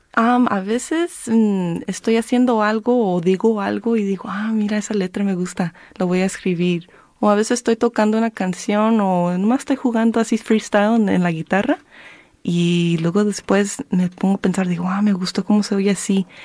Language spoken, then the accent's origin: Spanish; Careje, California, United States; now in Southeast Los Angeles, United States; yo nací en, bueno, en, esa área, pero me crecí en Careje.